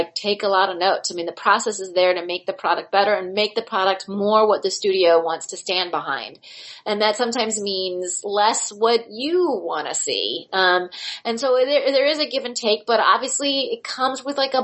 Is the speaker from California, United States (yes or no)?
yes; Palm Springs, California, United States; moved away; I grew up in Palm Springs, California. It's a weird resort town. I was a townie